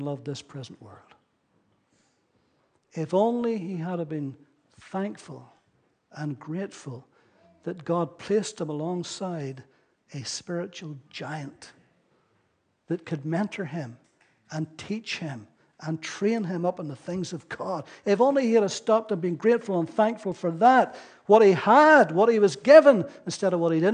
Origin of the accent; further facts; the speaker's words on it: Ballyclare, Northern Ireland, United Kingdom; I grew up in Ballyclare, where I came from